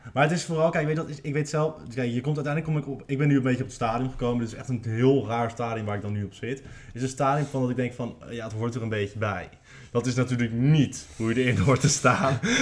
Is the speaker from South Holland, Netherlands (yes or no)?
yes; Naaldwijk, South Holland, Netherlands; ik was de homo van Naaldwijk